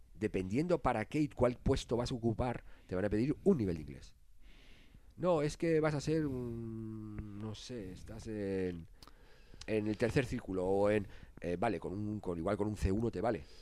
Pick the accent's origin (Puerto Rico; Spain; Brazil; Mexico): Spain; Nosotros somos españoles